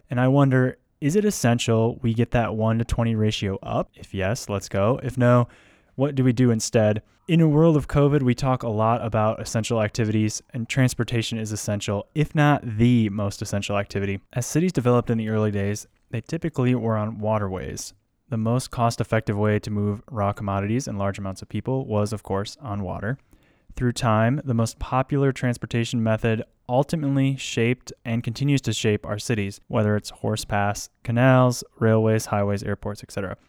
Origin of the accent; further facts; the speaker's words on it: United States; I'm an American